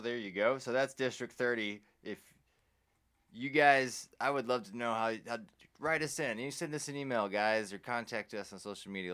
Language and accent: English; Johnson County, Texas, United States; I'm from Johnson County. I grew up down there.